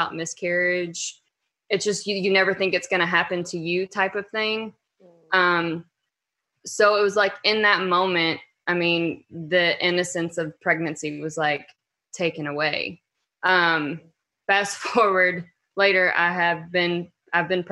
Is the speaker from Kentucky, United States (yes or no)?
yes; Louisville, Kentucky, United States; I'm from Louisville, Kentucky, and I am a mom of three girls